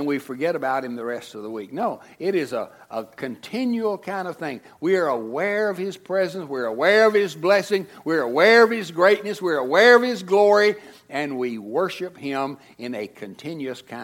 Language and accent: English; United States; as American Christians